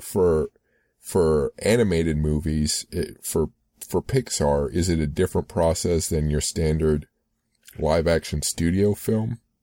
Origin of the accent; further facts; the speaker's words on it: United States; I grew up um, on in the U.S.